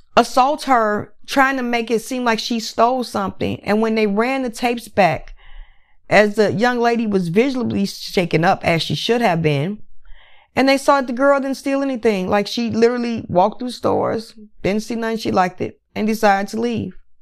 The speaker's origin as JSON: {"language": "English", "country": "United States", "tie": "born or raised there", "said": "I am American citizen. I was born, bred in America"}